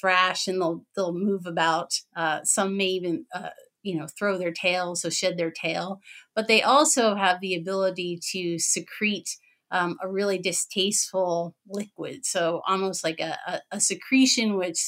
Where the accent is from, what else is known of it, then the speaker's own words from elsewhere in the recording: Pennsylvania, United States; now in Wisconsin, United States; I'm in Wisconsin. I'm originally from Pennsylvania